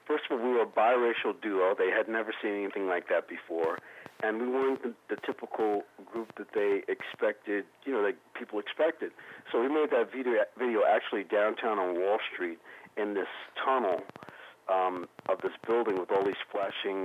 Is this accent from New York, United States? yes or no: yes; New York, United States; also born or lived in Raleigh, North Carolina; growing up in New York